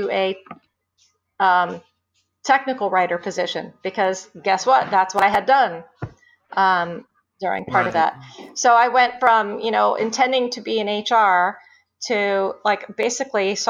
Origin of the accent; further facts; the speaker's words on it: Scranton, Pennsylvania, United States; moved away as an adult; now in suburban Philadelphia, United States; I grew up outside of Scranton, went to high school there